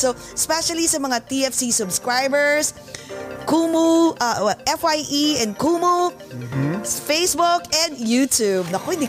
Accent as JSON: {"language": "English", "region": "New Jersey", "country": "United States", "also_born_or_lived": "New York", "said": "We're from Jersey and New York."}